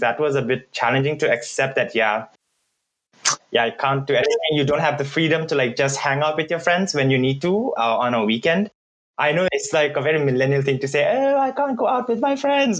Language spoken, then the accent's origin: English; Bhutan; English is a second language; moved away as an adult; now in Germany; for a lot of Bhutanese, if you put our mind to it, I think it's a lot easier for us because we already grew up in this um, multicultural, multilingual environment